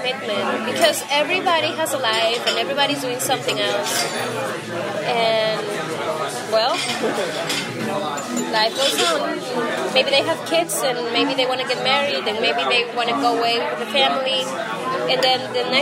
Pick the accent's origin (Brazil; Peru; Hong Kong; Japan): Peru; moved away; art in Peru, at least in my hometown